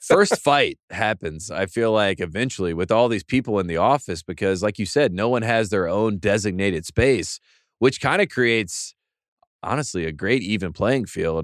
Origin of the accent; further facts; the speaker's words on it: Henderson, North Carolina, United States; from my hometown of Henderson, North Carolina